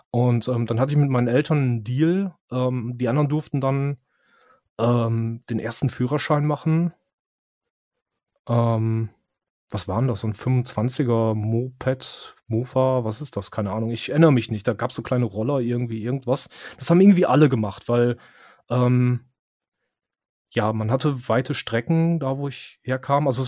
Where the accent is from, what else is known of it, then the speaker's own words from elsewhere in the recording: near Osnabrück, Lower Saxony, Germany; ich bin nicht direkt in Osnabrück aufgewachsen, sondern ein paar mhm. Kilometer mhm. raus.